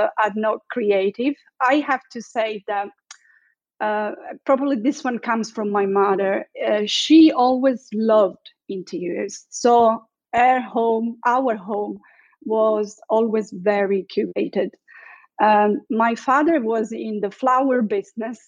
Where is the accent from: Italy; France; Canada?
Italy; Sicily; moved away as an adult; also born or lived in Milan / Thailand; I'm Italian. I was born and raised in Sicily in a very small town by the seaside.